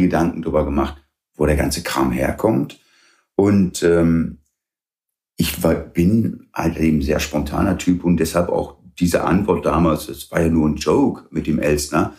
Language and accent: German; Weeze, North Rhine-Westphalia, Germany; born or raised there; first language English; German is a second language; also born or lived in Derby, England